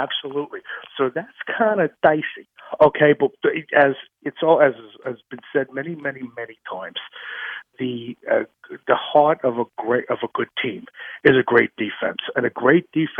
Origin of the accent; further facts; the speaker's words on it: New York, United States; growing up in New York